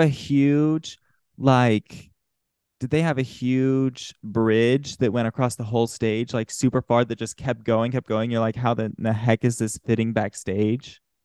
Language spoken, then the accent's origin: English; Salt Lake City, Utah, United States; I'm from Salt Lake City